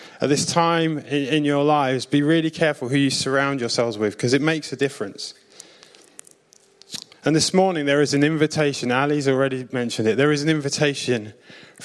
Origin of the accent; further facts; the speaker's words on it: South Coast, near Southampton, South East England, United Kingdom; I'm from the South Coast. I lived near Southampton when I was a kid